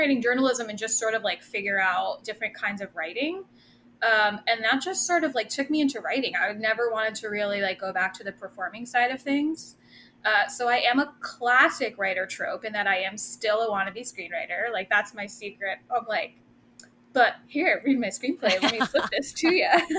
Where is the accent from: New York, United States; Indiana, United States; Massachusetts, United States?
New York, United States; Rockland County; I'm born and raised in Rockland County, which is just outside the city, a little bit upstate